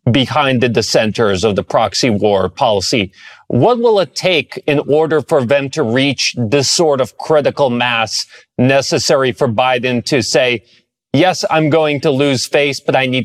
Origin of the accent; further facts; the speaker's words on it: Washington, District of Columbia, United States; someone who was born and raised in the Washington D.C. area